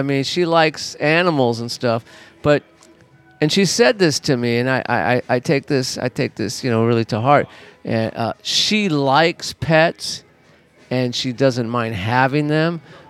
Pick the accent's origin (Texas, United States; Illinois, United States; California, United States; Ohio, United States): California, United States; Los Angeles; I'm from Los Angeles.